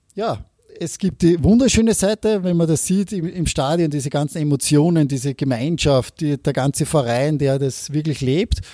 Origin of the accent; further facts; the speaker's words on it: Austria; also born or lived in Norway; als Österreicher